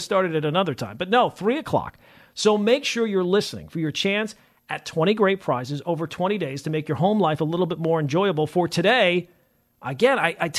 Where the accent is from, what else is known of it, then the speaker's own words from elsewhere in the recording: Long Island, New York, United States; also born or lived in Queens, New York; now in New Jersey, United States; I was raised on Long Island